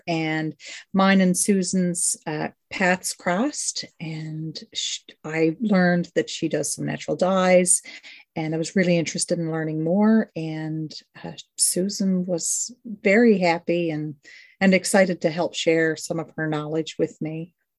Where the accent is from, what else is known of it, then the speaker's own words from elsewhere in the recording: West Coast, Newfoundland and Labrador, Canada; Well, I was raised out on the West Coast, so I'm a little bit further away from Sue.